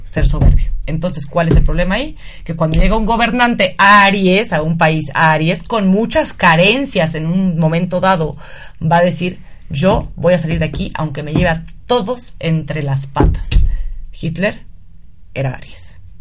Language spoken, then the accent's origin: Spanish; Mexico; nuestro país